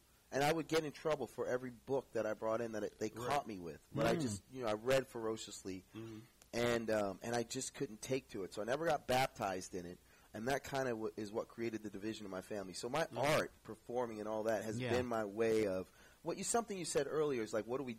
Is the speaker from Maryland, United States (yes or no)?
yes; Baltimore, Maryland, United States; moved away; So then, you know, I grew up in Baltimore City. When my dad bought his first house, we moved to the city.